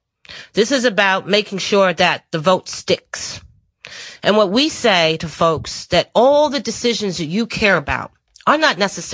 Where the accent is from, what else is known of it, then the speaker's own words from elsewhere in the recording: New London, Connecticut, United States; moved away; also born or lived in Michigan; I just moved here from Michigan. Spent 17 years. I used to spend 20 years in the labor movement, the United Auto Workers Union. But I come from Connecticut, a little town called New London, Connecticut.